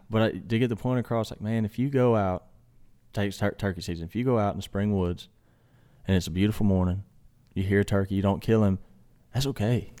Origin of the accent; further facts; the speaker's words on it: Mississippi, United States; primarily where I grew up in Mississippi is flat.